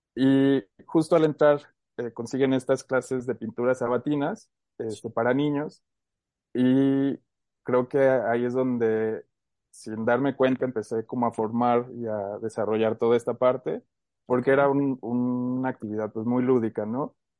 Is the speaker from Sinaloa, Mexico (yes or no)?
no; Aguascalientes, Mexico; nacimos aquí en Aguascalientes, tanto ella como yo. Y por azares del destino nos ha tocado por ahí movernos un poco, pero gran parte de mi vida la he pasado aquí en Aguascalientes.